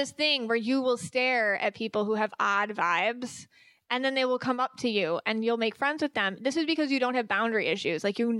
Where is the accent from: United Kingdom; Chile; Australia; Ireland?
Ireland; Irish people, because I am Irish, so I get this.